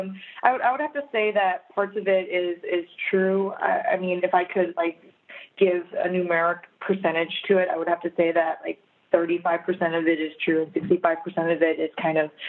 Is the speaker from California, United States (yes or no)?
no; Minnesota, United States; I was born and raised in Minnesota. I've lived there for all my life.